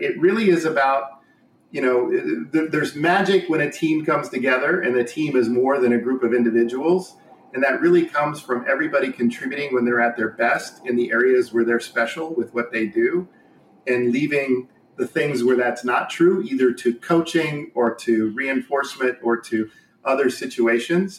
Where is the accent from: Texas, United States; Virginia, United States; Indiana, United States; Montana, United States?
Indiana, United States; born and raised in Indiana